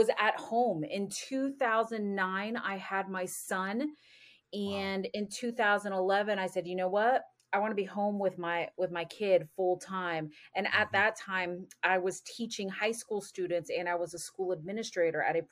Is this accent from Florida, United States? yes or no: yes; Florida, United States; moved away as an adult; also born or lived in North Carolina; now in Indiana, United States; I am originally from Florida